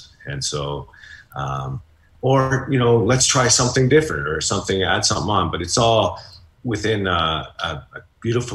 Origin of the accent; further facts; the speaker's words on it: Hamilton, Ontario, Canada; I'm from Hamilton